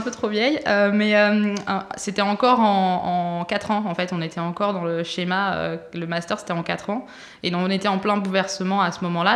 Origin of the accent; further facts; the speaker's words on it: Brittany, France; je suis originaire de Bretagne